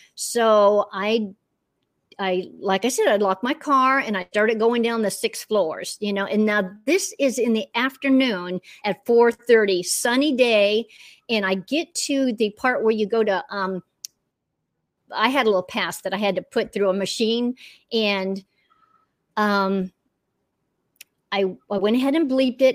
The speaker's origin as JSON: {"language": "English", "town": "Orlando", "region": "Florida", "country": "United States", "tie": "born or raised there", "also_born_or_lived": "Western North Carolina", "moved": "as an adult", "lives_now": "North Carolina, United States", "said": "I'm a Florida girl through and through"}